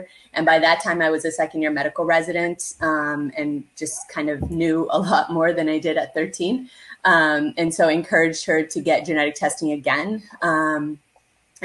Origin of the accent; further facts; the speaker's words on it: Canada; I am a first generation Canadian born South Asian